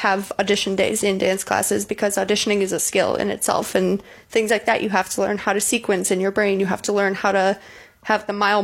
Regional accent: the Chicago suburbs, Illinois, United States; moved away as an adult; now in Muncie, United States; I'm from the Chicago suburbs

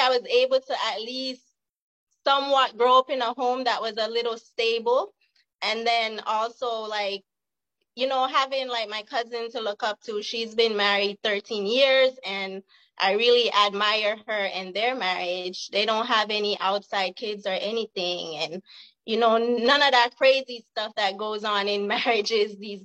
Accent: Jamaica; now in California, United States; I'm from the hood in Jamaica

